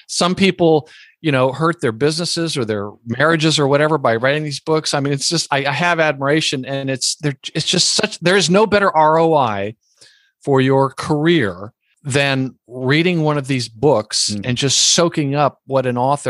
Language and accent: English; Lower Alabama, United States; I was born in lower Alabama.